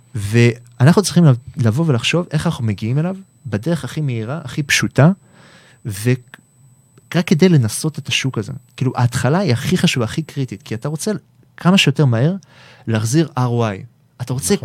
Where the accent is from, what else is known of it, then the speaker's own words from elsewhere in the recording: Israel; אנחנו ישראלים, אנחנו עם חם